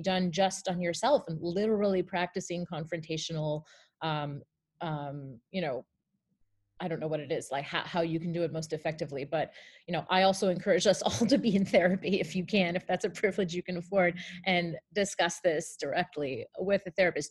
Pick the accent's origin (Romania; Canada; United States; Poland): Canada; as a Canadian